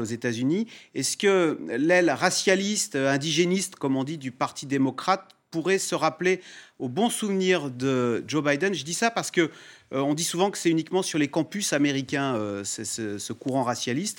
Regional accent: France; ici chez nous en France

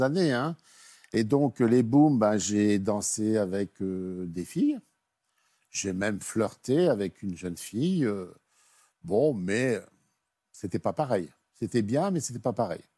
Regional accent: Nord, Hauts-de-France, France; je suis originaire du Nord et j'habitais donc une petite ville

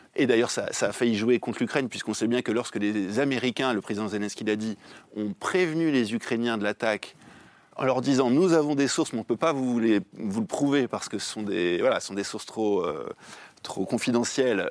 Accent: France; en tant que Français

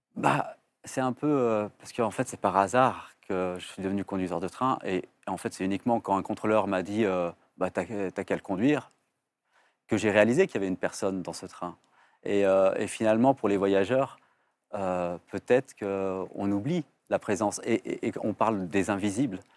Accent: Vénissieux, Auvergne-Rhône-Alpes, France; j'ai grandi au Minguette et, en fait, ça a été une richesse incroyable parce qu'en fait, euh, c'est à Vénissieux, la banlieue lyonnaise

